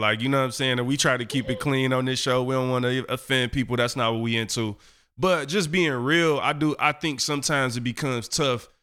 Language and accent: English; Detroit, Michigan, United States; I come from Eastside 7 Mile in Detroit